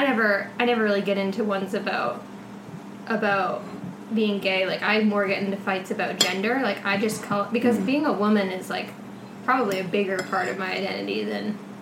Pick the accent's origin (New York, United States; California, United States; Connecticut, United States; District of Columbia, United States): California, United States; Marin County; I'm from Marin County, which is... just really white, like, really wealthy